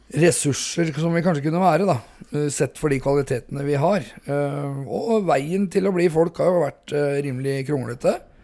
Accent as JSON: {"language": "Norwegian", "town": "Hobøl", "region": "Østfold", "country": "Norway", "said": "45 år, fra Hobøl i Indre Østfold"}